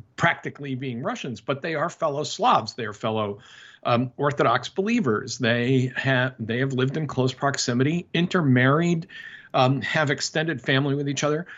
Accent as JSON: {"language": "English", "country": "United States", "said": "as an American"}